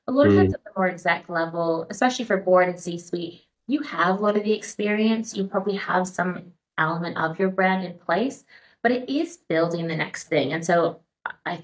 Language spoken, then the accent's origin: English; United States; moved away as an adult; also born or lived in San Francisco; now in Australia; I am American